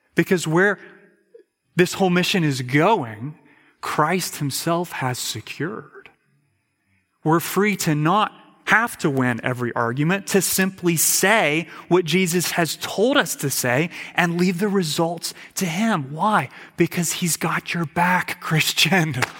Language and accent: English; United States; as an American